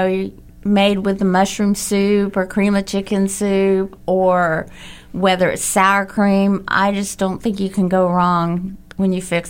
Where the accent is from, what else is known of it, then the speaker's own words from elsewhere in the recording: Bradley Junction, Florida, United States; also born or lived in Jacksonville, Florida; I was born in Jacksonville, and I was raised in Polk County.